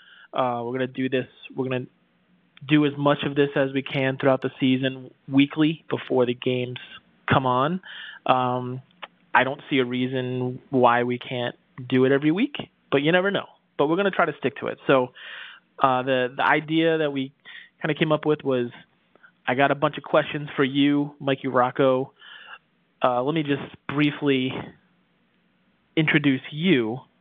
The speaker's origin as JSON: {"language": "English", "town": "Providence", "region": "Rhode Island", "country": "United States", "said": "all the way in Maryland, the Baltimore area, but we're both originally from New England, Providence, Rhode Island, and lifelong Patriots fans."}